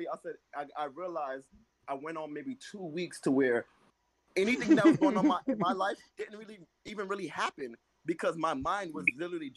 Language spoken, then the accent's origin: English; Jamaica; I'm Jamaican